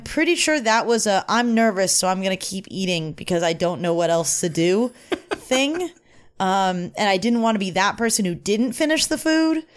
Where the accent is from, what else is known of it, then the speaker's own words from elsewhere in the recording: Los Angeles, California, United States; I'm from Van Nuys. I love Van Nuys.